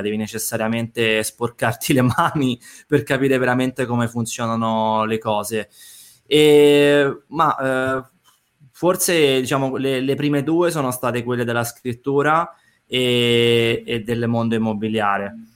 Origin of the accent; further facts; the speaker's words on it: Rome, Lazio, Italy; moved away as an adult; now in Tuscany, Italy; mi sono trasferito in Toscana in quanto sono romano, ma ho fatto questa scelta di vita da quasi sei anni ormai